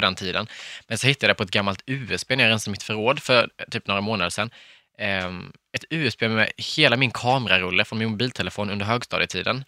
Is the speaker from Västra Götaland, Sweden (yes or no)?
no; Värnamo, Jönköping County, Sweden; moved away; Och det finns en liksom, krog i Värnamo där jag är ifrån.